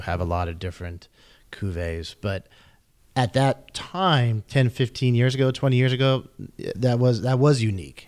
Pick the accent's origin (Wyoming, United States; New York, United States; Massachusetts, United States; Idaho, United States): Wyoming, United States; Jackson; my hometown, Jackson Hole